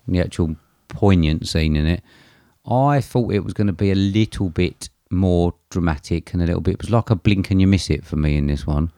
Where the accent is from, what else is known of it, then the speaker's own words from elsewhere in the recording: England, United Kingdom; as an Englishman